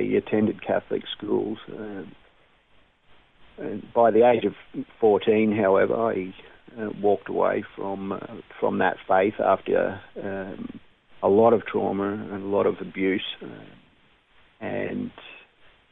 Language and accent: English; Brisbane, Queensland, Australia; I was born in Brisbane.